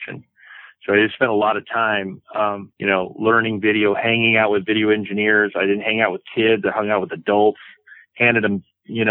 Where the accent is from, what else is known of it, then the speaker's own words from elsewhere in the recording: Tillamook, Oregon, United States; I grew up in a little town called Tillamook, Oregon